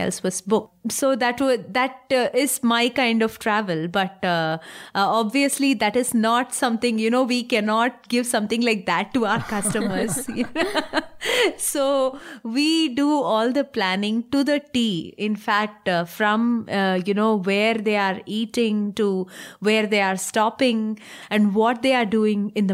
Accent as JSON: {"language": "English", "region": "Tamil Nadu", "country": "India", "tie": "born or raised there", "said": "I am from Tamil Nadu."}